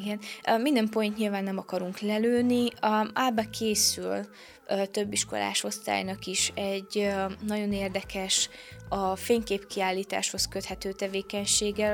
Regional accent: Săcueni, Bihor County, Romania; also born or lived in Oradea (born); itt, ö, nevelkedtem születésemtől fogva

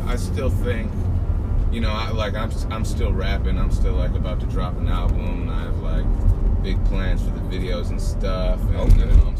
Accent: Portland, Maine, United States; moved away as an adult; now in Richmond, United States; Portland, Maine, yeah.

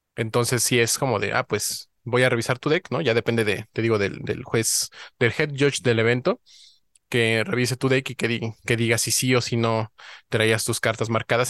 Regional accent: Mexico; como buen mexicano

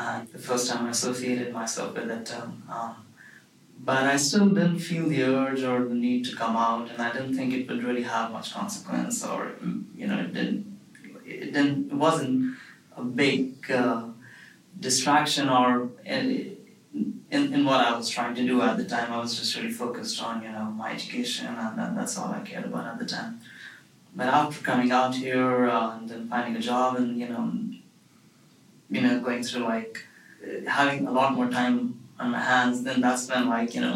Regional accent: India; moved away as an adult; also born or lived in Michigan, United States; now in Bay Area, California, United States; originally I was born and raised in India, where I was till the age of 21

